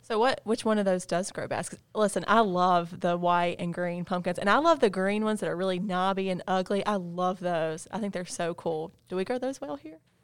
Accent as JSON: {"language": "English", "region": "North Carolina", "country": "United States", "tie": "born or raised there", "said": "being living in North Carolina my whole life"}